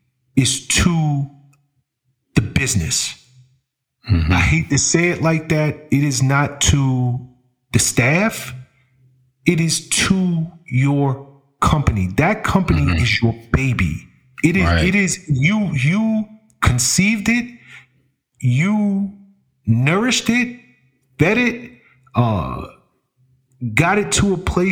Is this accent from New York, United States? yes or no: yes; New York City, New York, United States; I'm from the Bronx, right? And being from the hood